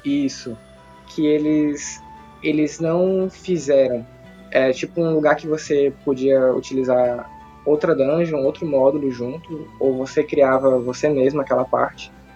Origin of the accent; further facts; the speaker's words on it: interior of Ceará, Brazil; Eu, eu sou do interior aqui do Ceará